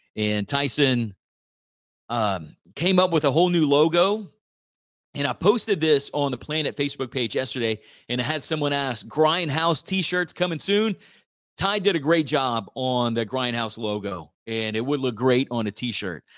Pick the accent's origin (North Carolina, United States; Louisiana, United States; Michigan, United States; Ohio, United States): Louisiana, United States; Church Point; I grew up in Church Point, still live in Church Point